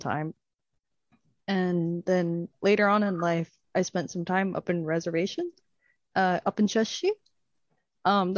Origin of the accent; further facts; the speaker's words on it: Mary's Harbour, Newfoundland and Labrador, Canada; I grew up here in Mary's Harbor